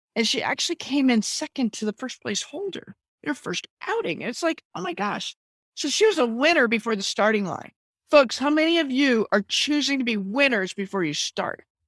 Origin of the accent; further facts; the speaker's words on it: Maine, United States; moved away; I'm spending a lot of time back in my home state of Maine.